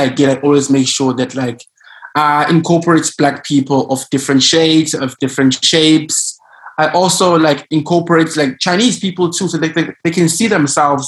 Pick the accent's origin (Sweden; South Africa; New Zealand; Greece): South Africa; moved away as an adult; now in China; As a South African, obviously I'm used to racism. Like, I grew up with it.